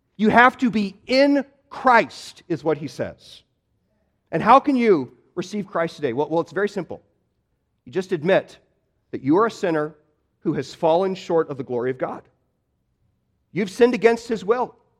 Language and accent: English; Midwest, United States; moved away; I grew up in the Midwest